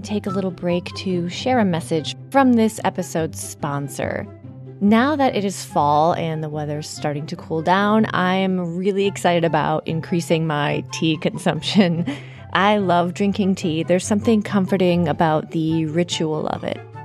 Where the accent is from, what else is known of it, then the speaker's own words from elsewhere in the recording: United States; I've been so ingrained as an American